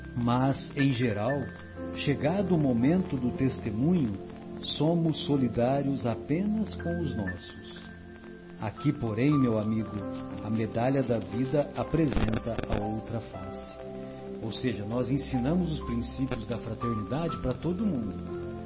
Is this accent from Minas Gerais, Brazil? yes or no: no; São José do Rio Pardo, São Paulo, Brazil; lá na minha cidade, lá em, lá em São José do Rio Pardo.